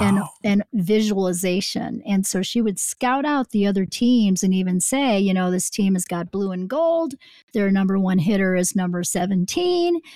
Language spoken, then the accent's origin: English; Chicago, Illinois, United States; I grew up in the Chicago area